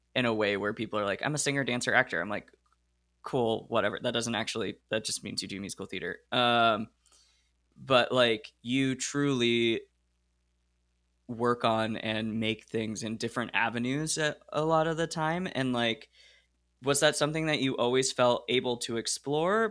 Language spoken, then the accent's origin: English; Oregon, United States; moved away; I grew up in Oregon